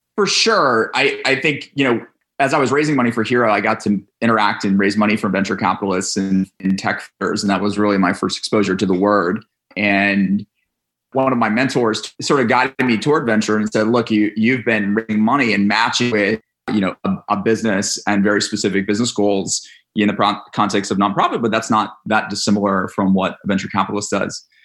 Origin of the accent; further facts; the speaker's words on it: Atlanta, Georgia, United States; We grew up in Atlanta, Georgia. And we moved back in. I moved back home with mom and dad